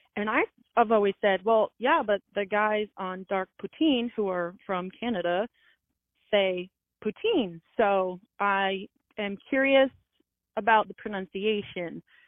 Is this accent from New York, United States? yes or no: yes; upstate New York, United States; I'm actually from New York. It's a really uh, small, very small town in way, way, way upstate.